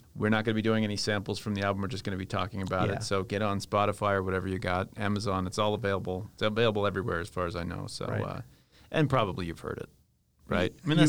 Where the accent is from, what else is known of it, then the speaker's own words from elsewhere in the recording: Northern Virginia, United States; moved away; I grew up in Northern Virginia, outside of D.C.